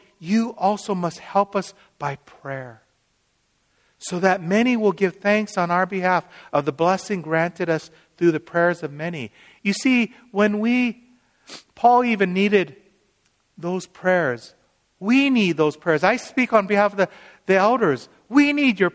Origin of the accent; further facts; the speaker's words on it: Seattle, Washington, United States; I'm from Seattle